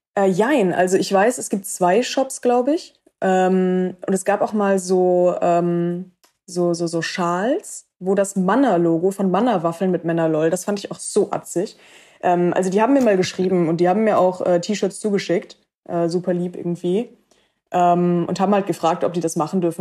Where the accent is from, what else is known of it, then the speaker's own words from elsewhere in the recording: Cologne, North Rhine-Westphalia, Germany; in meiner Heimatstadt Köln